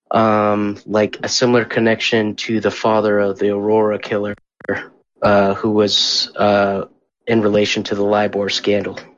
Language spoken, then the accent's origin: English; Christchurch, Canterbury, New Zealand; from Christchurch.